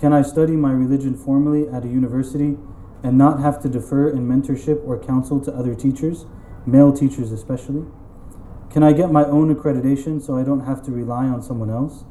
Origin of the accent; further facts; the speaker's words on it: United States; I grew up in the American Muslim masjid.